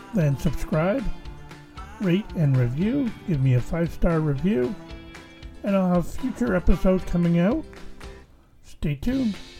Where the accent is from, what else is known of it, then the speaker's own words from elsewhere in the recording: Canada; as a Canadian